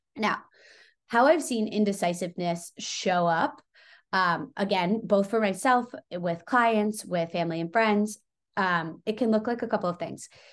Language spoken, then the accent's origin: English; Long Island, New York, United States; I grew up on Long Island